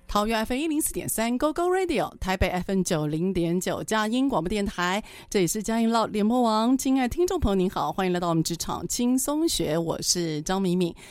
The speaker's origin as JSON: {"language": "Chinese", "country": "Taiwan", "said": "我们台湾人"}